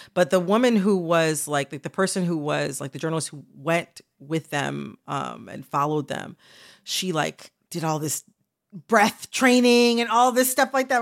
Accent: Michigan, United States; I'm from Michigan

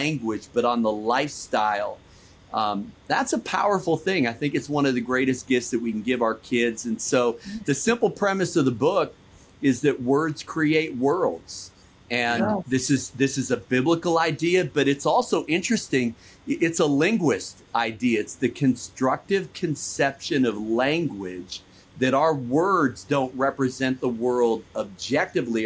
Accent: Chicago, Illinois, United States; now in Washington, D.C., United States; I'm from Chicago

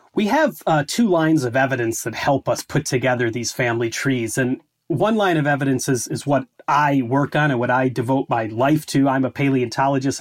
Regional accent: Chicago, Illinois, United States; moved away as an adult; now in Scotland, United Kingdom; I grew up in the Chicago area

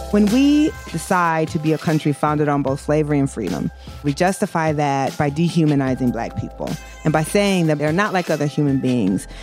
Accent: Iowa, United States; I grew up in Iowa

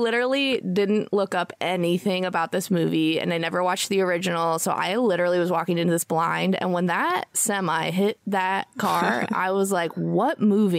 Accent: Washington, United States; That's where I'm from. I'm from Washington State.

